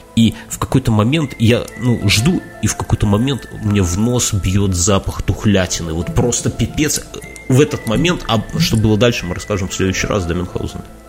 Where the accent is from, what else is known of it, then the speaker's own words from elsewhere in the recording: Belarus; мы белорусы